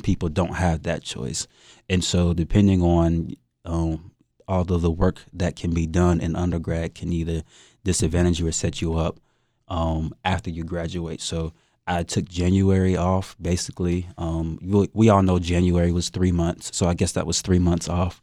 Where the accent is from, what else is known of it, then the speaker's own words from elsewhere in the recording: Fayetteville, North Carolina, United States; I'm from Fayetteville, North Carolina, two six, you know, born and raised